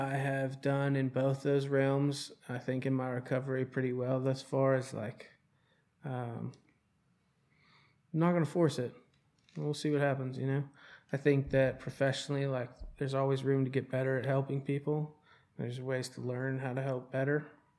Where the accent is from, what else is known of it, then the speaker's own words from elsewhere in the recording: Charlotte, North Carolina, United States; I moved 8 times before I ended up in Charlotte.